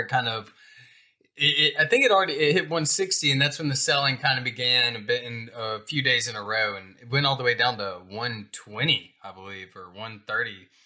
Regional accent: Alabama, United States; I'm from yeah. Alabama, but I don't know this much farm jargon

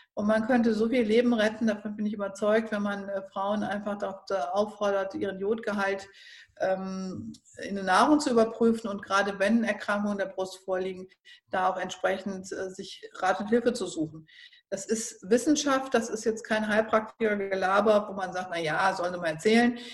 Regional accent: Northern Germany, Germany; ich bin ja jetzt aus dem Norden

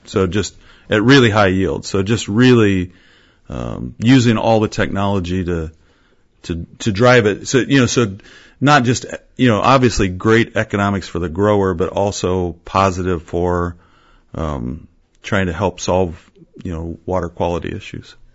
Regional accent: Fairfield, Iowa, United States; Southeast Iowa, Fairfield.

